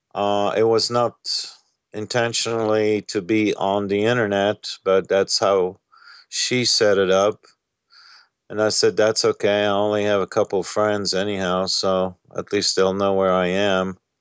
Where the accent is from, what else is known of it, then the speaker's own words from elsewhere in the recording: France; moved away as an adult; also born or lived in Egypt / Uganda / Switzerland; I was born and raised in France